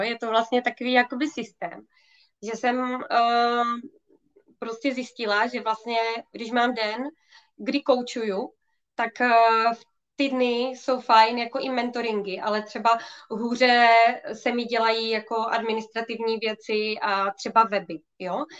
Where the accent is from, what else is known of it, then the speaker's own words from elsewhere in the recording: Ostrava, Moravian-Silesian Region, Czechia; Já jsem z Ostravy